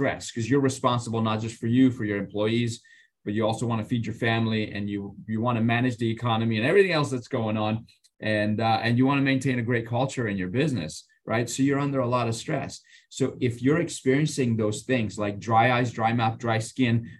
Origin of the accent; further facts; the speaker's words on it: Iran; moved away; I grew up in Iran